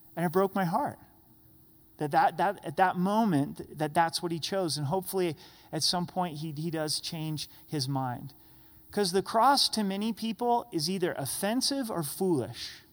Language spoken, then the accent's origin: English; United States; as American Christians